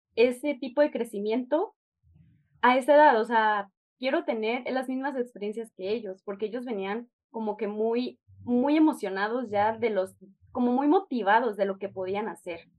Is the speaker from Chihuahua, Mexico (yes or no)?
yes; Chihuahua, Mexico; now in Guadalajara, Mexico; soy de Chihuahua